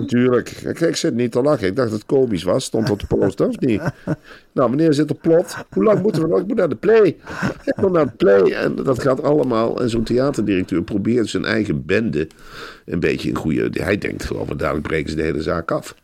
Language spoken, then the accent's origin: Dutch; Velp, Gelderland, Netherlands; ik ben in Arnhem-Velp opgegroeid